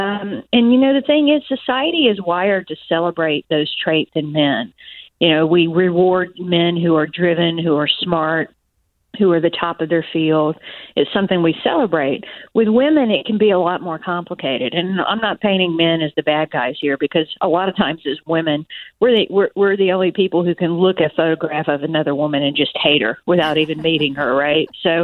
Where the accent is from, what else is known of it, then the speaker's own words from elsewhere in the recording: Georgia, United States; I'm from Georgia